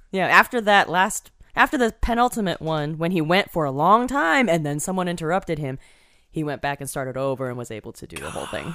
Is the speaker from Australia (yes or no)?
no; Taiwan; I was born in Taiwan.